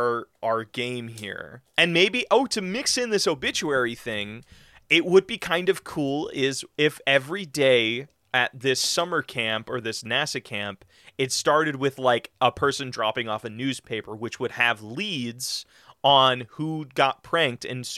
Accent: California, United States; My home state, bro, I've never left.

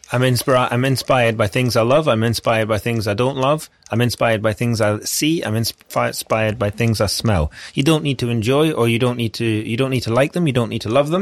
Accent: Scotland, United Kingdom; I'm Scottish

